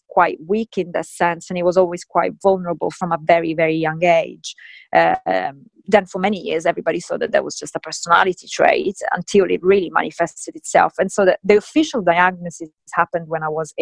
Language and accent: English; Sicily, Italy; I grew up in Sicily in the 80s